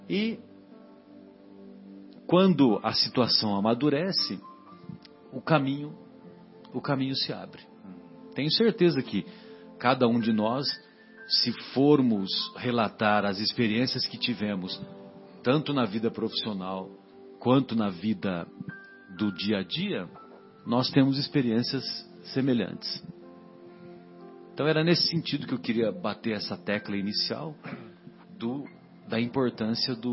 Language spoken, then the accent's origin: Portuguese; São José do Rio Pardo, São Paulo, Brazil; Lá na minha cidade, em São José do Rio Pardo, que amanhã eu irei para lá